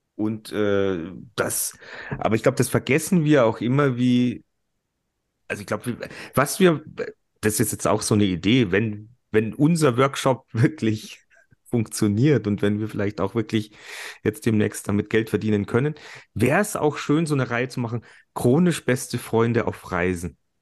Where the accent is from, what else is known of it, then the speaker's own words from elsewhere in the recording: Germany; bei uns in Deutschland